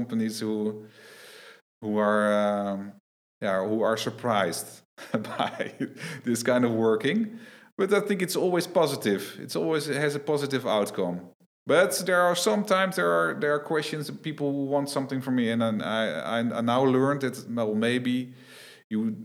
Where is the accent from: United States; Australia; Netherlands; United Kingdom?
Netherlands; I'm from the Netherlands.